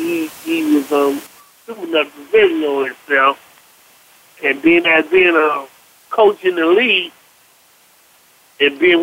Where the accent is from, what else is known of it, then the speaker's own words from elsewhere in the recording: Miami, Florida, United States; also born or lived in Fort Lauderdale; I'm from Fort Lauderdale, I'm from Miami, I've been over town, I've been in town